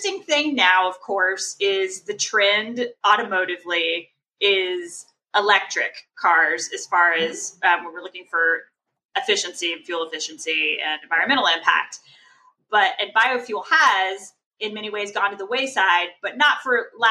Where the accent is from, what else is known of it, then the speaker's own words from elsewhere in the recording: Texas, United States; growing up in Texas